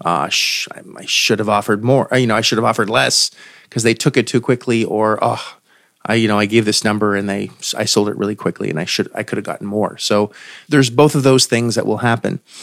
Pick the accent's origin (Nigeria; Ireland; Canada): Canada; I am also Canadian